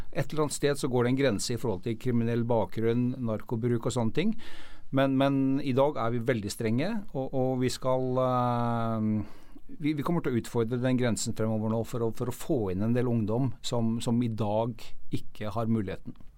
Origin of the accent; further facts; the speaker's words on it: Norway; vi som nordmenn